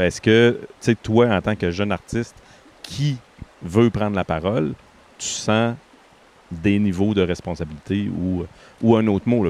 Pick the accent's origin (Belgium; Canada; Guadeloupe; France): Canada; Quebec; moved away as an adult; en tant que Québécois, avant de sortir du Québec, j'avais zéro conscience